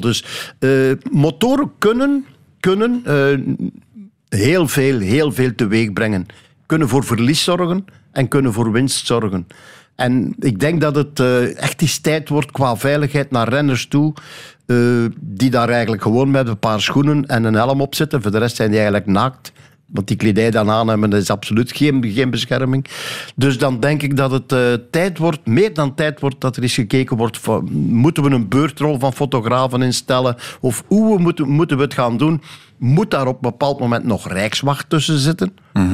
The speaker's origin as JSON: {"language": "Dutch", "region": "Flanders", "country": "Belgium", "said": "bij ons in Vlaanderen"}